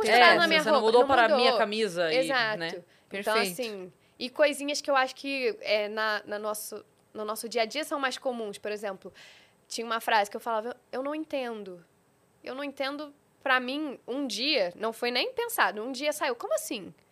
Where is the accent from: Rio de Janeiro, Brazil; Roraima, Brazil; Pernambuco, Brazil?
Rio de Janeiro, Brazil; accent: carioca; eu sou do Rio, então eu tenho o meu sotaque, né? O meu sotaque chiado, que agora eu acho que, não sei, eu tenho a impressão de que tá diminuindo, mas é, é puxado.